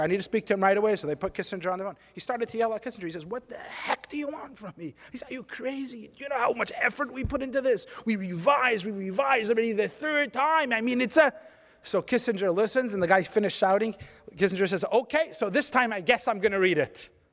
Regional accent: California, United States; I'm from California

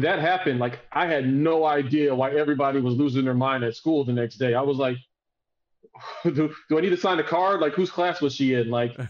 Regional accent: Southern United States, United States; now in Austin, United States; So like, I was raised in the South, but I mean, I've been in Texas since 20, almost 30 years now.

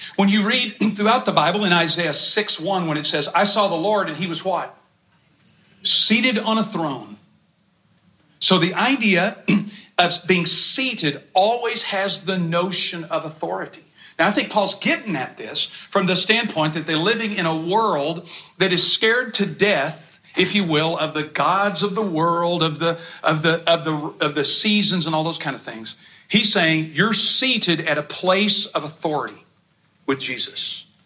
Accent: East Texas, United States; I'm from East Texas

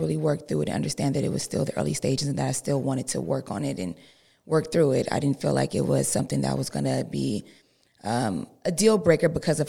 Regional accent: Los Angeles, California, United States; I come from South Central, which is, you know, hood, so I have a little hood in me.

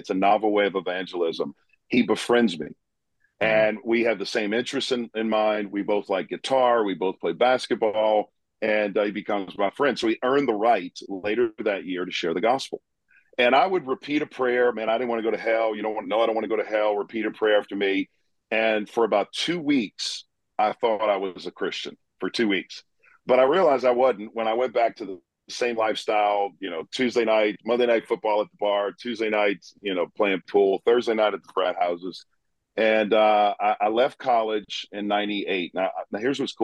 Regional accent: Chalmette, Louisiana, United States; now in Hendersonville, United States; I was raised in New Orleans, Louisiana, right outside New Orleans in a small town called Chalmette

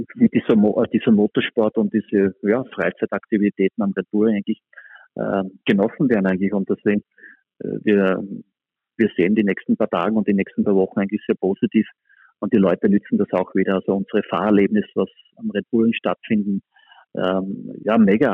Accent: Spielberg, Styria, Austria; wo ich einfach selber ja, groß geworden bin und dort aufgewachsen bin

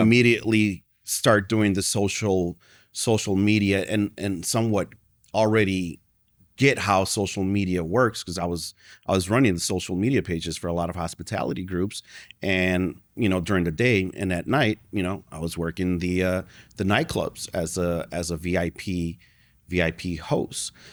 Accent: Chicago, Illinois, United States; I was born and raised in Chicago.

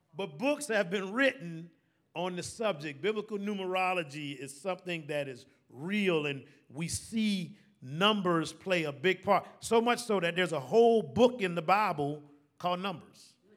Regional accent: Savannah, Georgia, United States; Born and raised here in Savannah

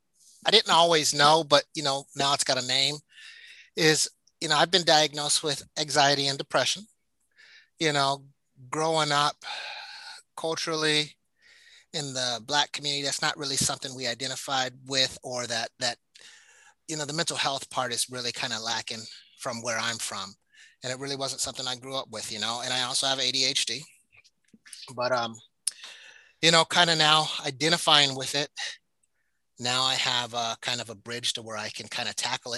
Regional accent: Alaska, United States; I grew up black kid in Alaska, African-American kid in Alaska

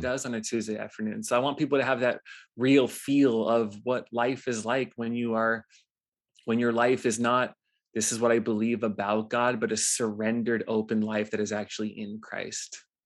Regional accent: Los Angeles, California, United States; moved away as an adult; also born or lived in Hawaii; I grew up in Los Angeles, actually, before I moved to Hawaii at eighteen

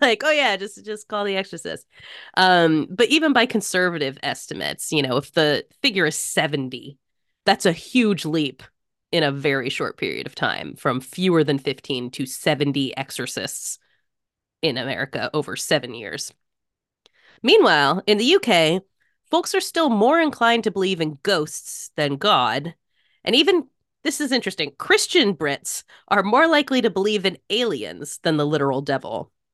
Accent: United States; even as an American

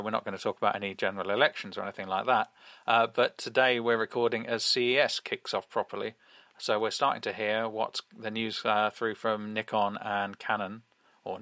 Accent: England, United Kingdom; as we English say

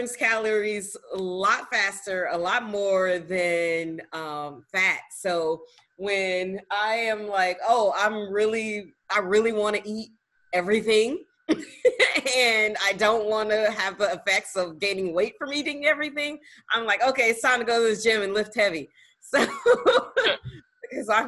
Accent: the South, United States; I'm also from the South

